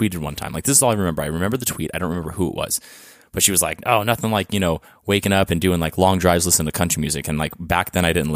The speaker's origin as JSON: {"language": "English", "country": "Mexico", "also_born_or_lived": "Orange County, California", "moved": "yes", "lives_now": "United States", "said": "I'm from Mexico"}